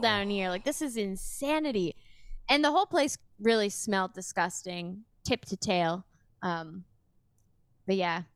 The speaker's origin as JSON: {"language": "English", "town": "Sudbury", "region": "Ontario", "country": "Canada", "also_born_or_lived": "Toronto", "moved": "yes", "lives_now": "Windsor, Canada", "said": "I'm from Sudbury"}